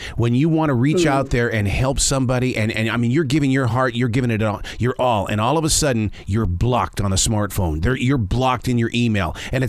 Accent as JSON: {"language": "English", "region": "Montana", "country": "United States", "said": "I'm from Montana"}